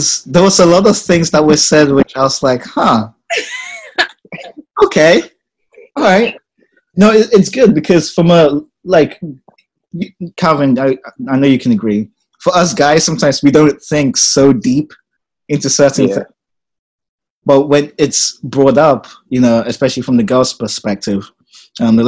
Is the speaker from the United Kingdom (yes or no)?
yes; England, United Kingdom; also born or lived in Ghana; now in United States; But I'm originally from Ghana, but I've lived in England most of my life